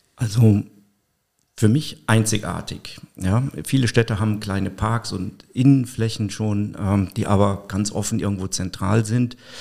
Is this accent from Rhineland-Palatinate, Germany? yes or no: yes; Mayen, Rhineland-Palatinate, Germany; moved away as an adult; now in Koblenz, Germany; Ich komme gebürtig aus Mayen, bin äh, vor drei Jahren nach Koblenz gezogen